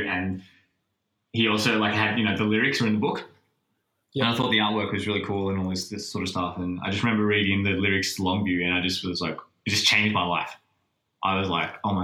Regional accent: Sydney, New South Wales, Australia; also born or lived in Coogee; growing up when I was in Bexley, like, living nowhere near the beach, Cronulla's the closest.

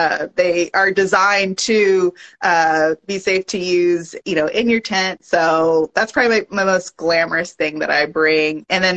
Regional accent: Long Beach, California, United States; moved away; also born or lived in Bay Area, California; I had grown up in Long Beach, California

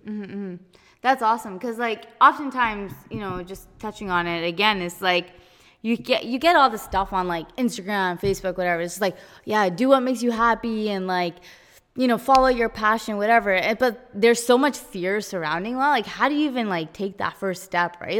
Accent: Abbotsford, British Columbia, Canada; I'm from Abby

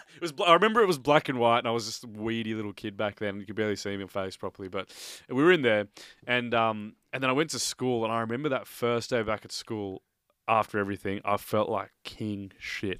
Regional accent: Australia; growing up in Australia

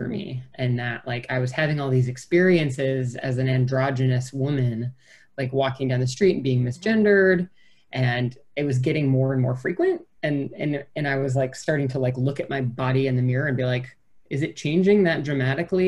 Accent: small town near Madison, Wisconsin, United States; moved away as an adult; I lived in my hometown for 18, and then I lived in Madison, which is a great city, but it was only 30 miles away from the town where I grew up

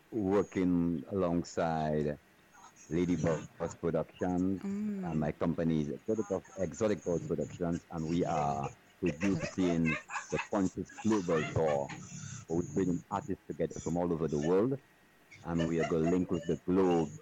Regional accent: Soufrière, St. Lucia; I grew up in a small town in Sufuye. St. Lucia, which is called Sufuye Volcano Town.

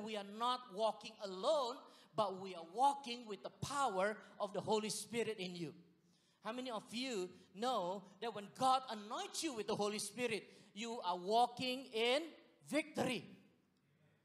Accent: Singapore; moved away; I was from Singapore

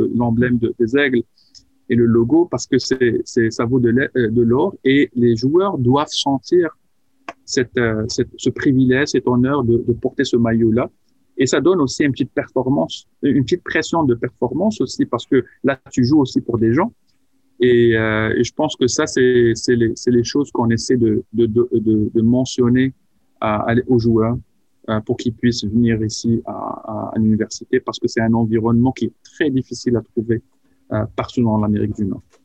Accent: Casablanca, Casablanca-Settat, Morocco; moved away; j'ai grandi à, Casablanca, au Maroc

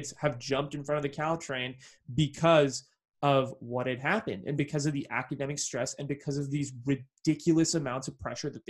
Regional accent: Bay Area, California, United States; growing up in the Bay Area

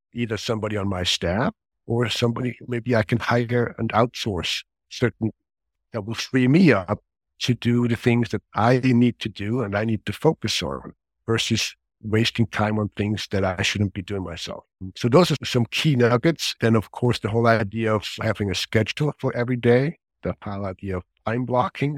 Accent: Switzerland; moved away as an adult; now in Bay Area, United States; I grew up in Switzerland

